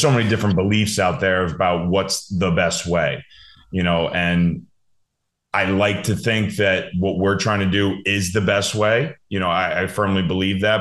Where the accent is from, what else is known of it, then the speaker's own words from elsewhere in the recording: New Jersey, United States; moved away as an adult; also born or lived in Hanover, New Hampshire; now in New York, United States; growing up in New Jersey